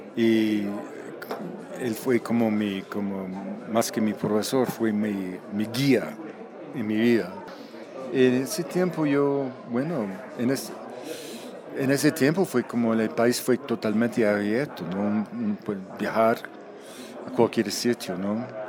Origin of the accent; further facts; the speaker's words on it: Canada; Spanish is a second language; also born or lived in Vancouver, Canada / Colombia; yo soy canadiense